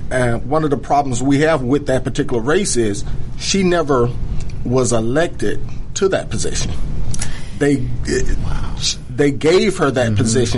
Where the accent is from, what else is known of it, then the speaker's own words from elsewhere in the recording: DeKalb County, Georgia, United States; I'm born and raised in DeKalb.